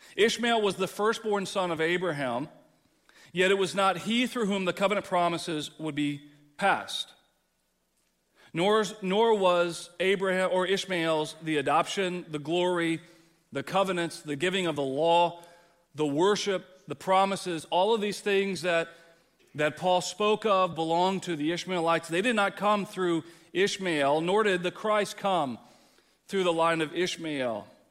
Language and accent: English; Texas, United States; now in East Moline, United States; growing up, growing up in Texas